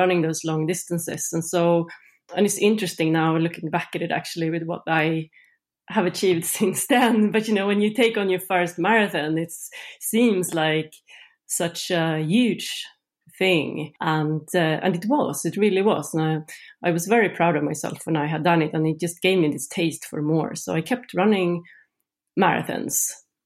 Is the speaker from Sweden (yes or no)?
yes; Sweden; moved away as an adult; now in Norway; I grew up in Sweden